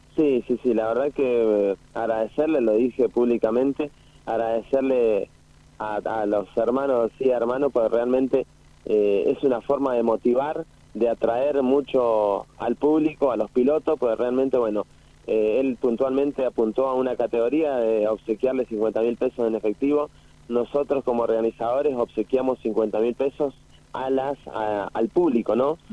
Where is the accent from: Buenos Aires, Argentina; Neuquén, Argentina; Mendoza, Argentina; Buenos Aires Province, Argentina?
Mendoza, Argentina; San Rafael; moved away; Yo nací en San Rafael